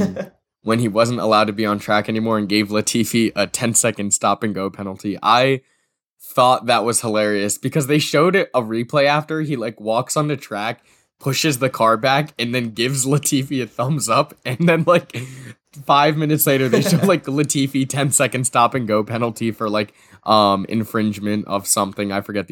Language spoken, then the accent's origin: English; United States; as an American